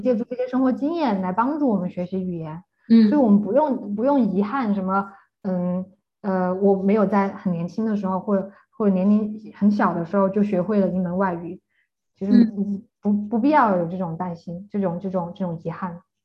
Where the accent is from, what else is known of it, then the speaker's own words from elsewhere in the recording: China; now in Germany; 我们中国人